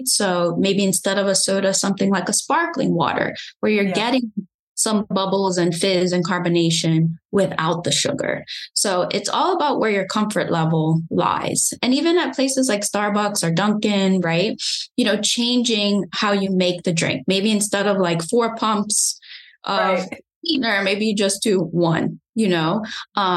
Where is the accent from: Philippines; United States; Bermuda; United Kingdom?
Bermuda; moved away; I'm originally from Bermuda, so I'm an island girl